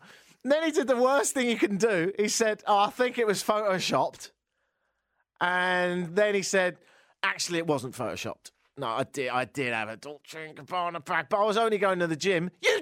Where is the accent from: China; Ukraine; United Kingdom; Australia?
United Kingdom; England; moved away; I'm English